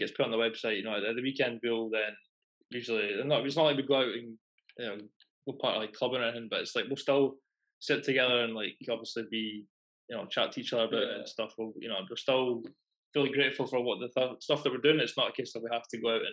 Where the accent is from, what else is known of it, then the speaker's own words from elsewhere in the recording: Edinburgh, Scotland, United Kingdom; we're from Edinburgh